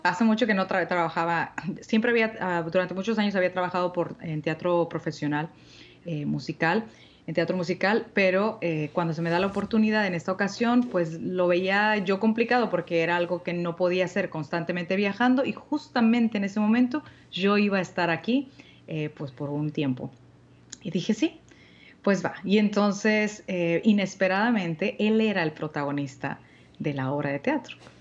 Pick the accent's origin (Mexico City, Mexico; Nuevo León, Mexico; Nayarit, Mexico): Nuevo León, Mexico; Monterrey; aquí en Monterrey, en mi tierra natal